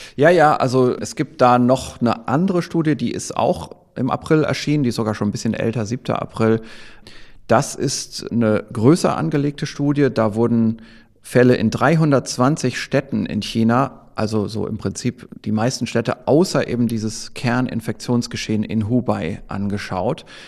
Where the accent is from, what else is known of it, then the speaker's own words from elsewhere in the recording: Northern Germany, Germany; accent: Low German (Plattdeutsch); Ich spreche ja Plattdeutsch